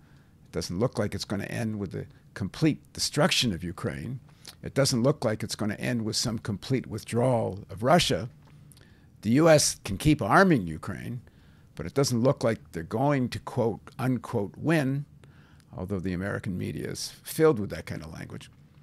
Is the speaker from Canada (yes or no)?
yes; Canada; I'm Canadian.